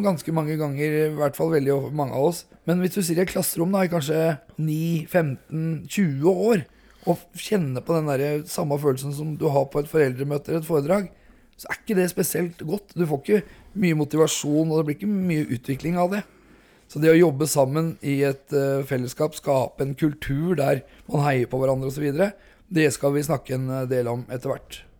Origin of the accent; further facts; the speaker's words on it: Hobøl, Østfold, Norway; 45 år, fra Hobøl i Indre Østfold